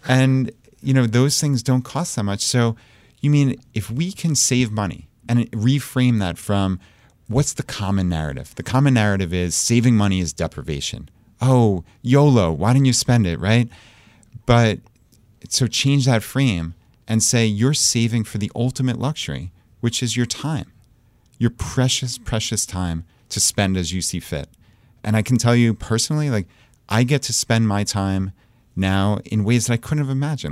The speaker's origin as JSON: {"language": "English", "area": "Long Island", "region": "New York", "country": "United States", "moved": "as an adult", "lives_now": "Richmond, Virginia, United States", "said": "We're from Long Island, New York"}